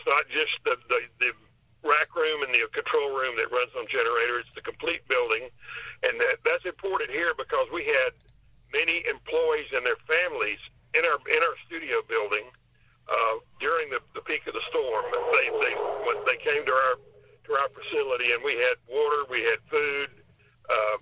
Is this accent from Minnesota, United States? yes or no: no; Panama City, Florida, United States; I was born and raised in Panama City